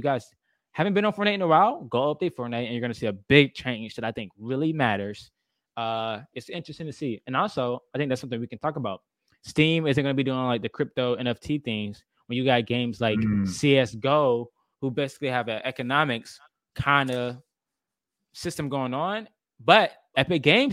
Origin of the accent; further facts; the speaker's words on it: South Carolina, United States; I'm from South Carolina, North Carolina too.